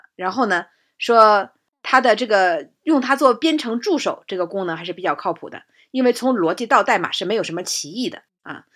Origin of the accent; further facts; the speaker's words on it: Jinzhou, Liaoning, China; 这来自我的老家